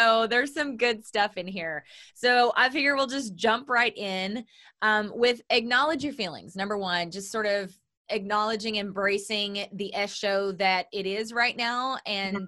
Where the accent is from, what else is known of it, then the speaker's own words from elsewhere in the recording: Oklahoma, United States; moved away; I'm from Oklahoma